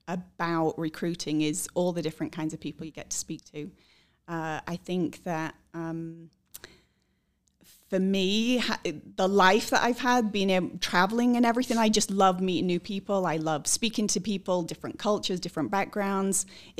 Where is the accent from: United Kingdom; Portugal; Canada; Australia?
United Kingdom; England; also born or lived in Scotland; now in United States; So I am originally from the UK. I was born in Scotland and grew up in England.